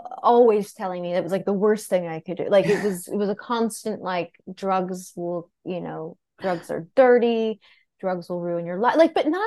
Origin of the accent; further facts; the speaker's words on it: New York City, New York, United States; I grew up in Greenwich Village, born and raised.